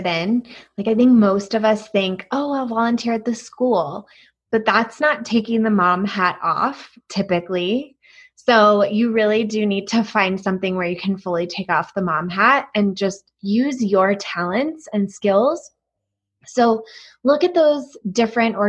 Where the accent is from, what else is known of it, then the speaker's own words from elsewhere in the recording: East Coast, United States; now in Colorado, United States; I'm from the East Coast